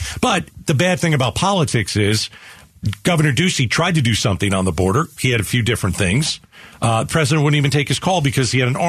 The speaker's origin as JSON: {"language": "English", "country": "Venezuela", "moved": "yes", "lives_now": "Mexico", "said": "I'm originally from Venezuela. I'm in Mexico. I'm waiting to get in the United States."}